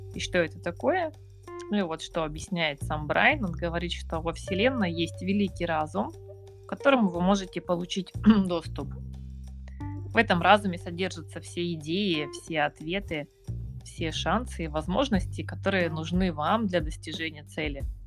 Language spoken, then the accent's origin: Russian; Yakutsk, Sakha Republic, Russia; я э, Россия, город Якутск, север